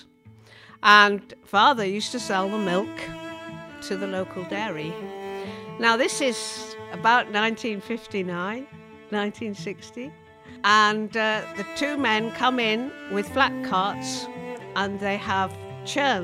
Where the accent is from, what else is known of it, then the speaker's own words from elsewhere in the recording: Kentmere, North West England, United Kingdom; also born or lived in Ireland; we went to live in the Lake District. We went to live in Kentmere, and I was about eight